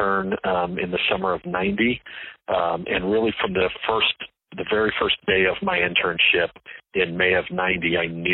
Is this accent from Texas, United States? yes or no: yes; San Antonio, Texas, United States; also born or lived in Indiana; I grew up in San Antonio and went to Judson